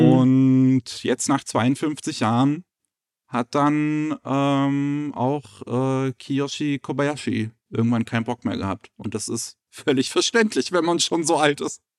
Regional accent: Germany; als äh, Deutsche

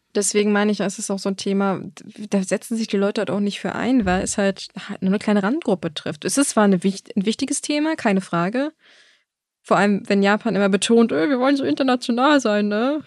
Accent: Germany; bei uns in Deutschland

